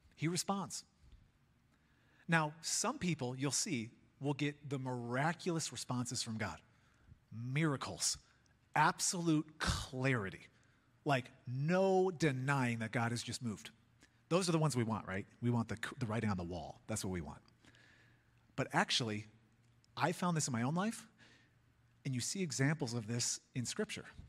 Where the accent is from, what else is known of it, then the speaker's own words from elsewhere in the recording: Chicago, Illinois, United States; now in Colorado, United States; I'm a kid from Chicago